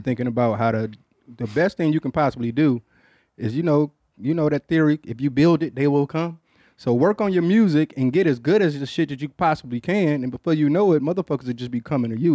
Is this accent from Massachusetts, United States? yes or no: no; Detroit, Michigan, United States; I'm from Detroit